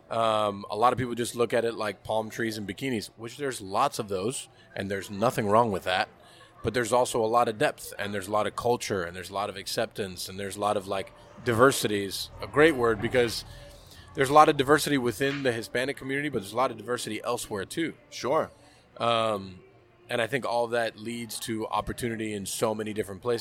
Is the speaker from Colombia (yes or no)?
no; England, United Kingdom; I'm from England, man.